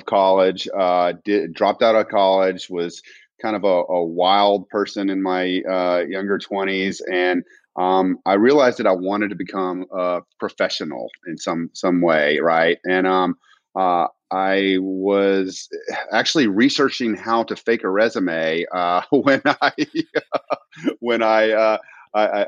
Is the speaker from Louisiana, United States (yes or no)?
yes; Alexandria, Louisiana, United States; also born or lived in Houston, Texas; now in Austin, United States; I am from Louisiana. I was born and raised in Alexandria, Louisiana